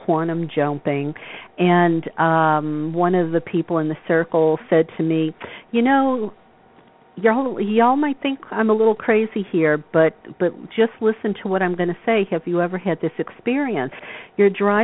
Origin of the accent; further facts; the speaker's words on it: the South, United States; the people that I grew up with in the South